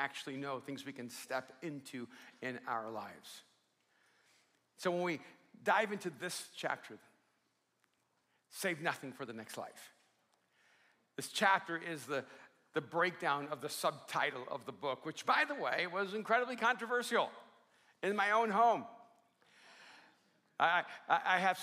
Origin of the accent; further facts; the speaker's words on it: Miami, Florida, United States; also born or lived in El Salvador; I grew up in Miami when I came over from El Salvador